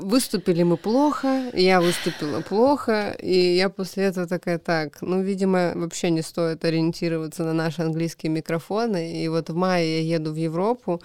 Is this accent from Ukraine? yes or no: no; Kamchatka Krai, Russia; moved away as an adult; also born or lived in Khabarovsk; now in Moscow, Russia; вернулась домой на Камчатку